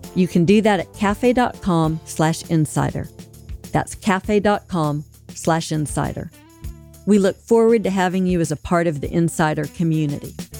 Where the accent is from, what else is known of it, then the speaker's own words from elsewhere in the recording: Alabama, United States; So I'm from Alabama. That's a militia country.